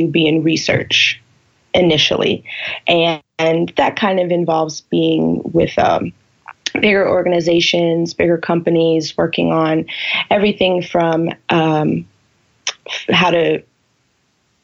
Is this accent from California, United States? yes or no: yes; California, United States; now in Seattle, United States; I'm originally from California